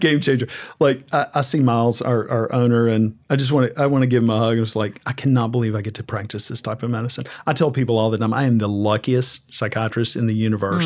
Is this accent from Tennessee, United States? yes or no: yes; Southern Middle Tennessee, United States; growing up in Southern Middle Tennessee to a very conservative family